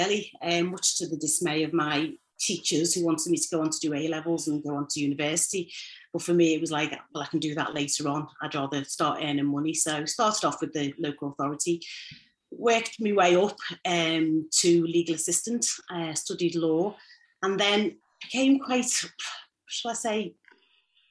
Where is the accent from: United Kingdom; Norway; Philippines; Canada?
United Kingdom; Liverpool, North West England; I grew up in Toxteth, a single parent family